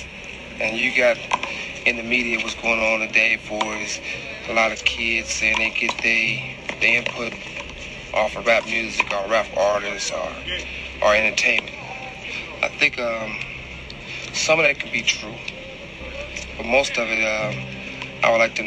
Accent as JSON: {"language": "English", "town": "Compton", "region": "California", "country": "United States", "said": "I'm from Compton."}